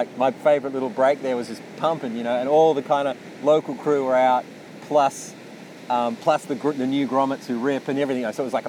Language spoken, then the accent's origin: English; Yallingup, Western Australia, Australia; moved away; I remember going back to my hometown where I grew up. I mostly sort of spent most of my time in a place called Yellingup, which is where Taj grew up.